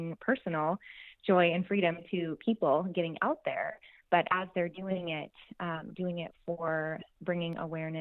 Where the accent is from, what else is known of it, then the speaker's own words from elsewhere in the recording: Tri-Cities, Washington, United States; I am from Tri-Cities, Washington.